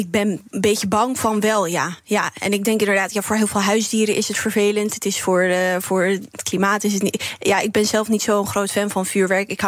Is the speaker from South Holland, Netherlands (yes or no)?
no; Nijkerk, Gelderland, Netherlands; moved away; ik ben zelf opgegroeid in Nijkerk.